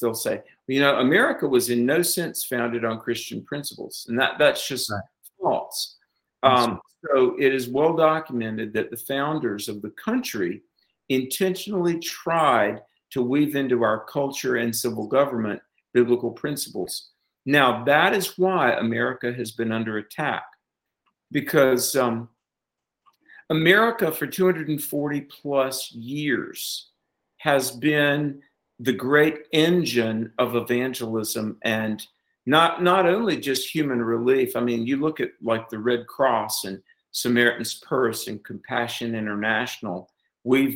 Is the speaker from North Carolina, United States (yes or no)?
yes; North Carolina, United States; my home state of North Carolina